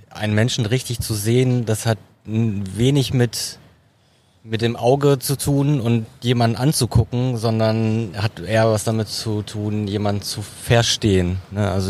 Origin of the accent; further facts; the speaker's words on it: Dortmund, North Rhine-Westphalia, Germany; Dortmunder und für mich ist es halt wirklich so ein, hat, für mich hat das Dortmunder U so einen Leuchtturmcharakter.